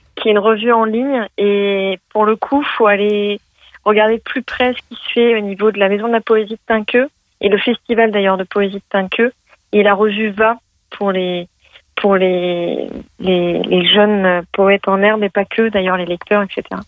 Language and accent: French; Lyon, Auvergne-Rhône-Alpes, France; je suis de Lyon